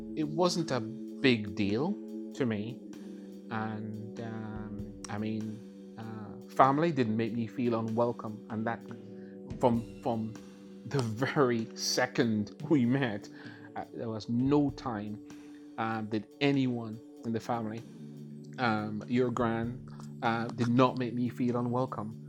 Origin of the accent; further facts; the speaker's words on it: Jamaica; moved away as an adult; also born or lived in London; now in Northern Ireland; I was born in London and of course then went back to, I say back to Jamaica because that's clear that's where your grandparents are from. Um, so um, we uh, from a very, very early age. Um, went back to uh, Jamaica and then pretty much spent most of my teen uh, years there.